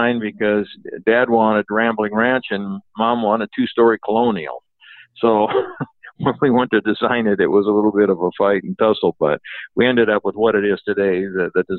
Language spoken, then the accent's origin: English; Apple Valley, California, United States; also born or lived in Ohio; I grew up there. I mean, I didn't grow up. I went to high school at Victor Valley High because Apple Valley didn't have a high school there